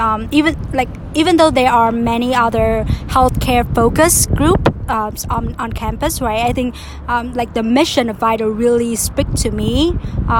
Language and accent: English; Vietnam; moved away as an adult; now in Boston, United States; I'm from Vietnam, but I've been in Boston for the past 3 years or so.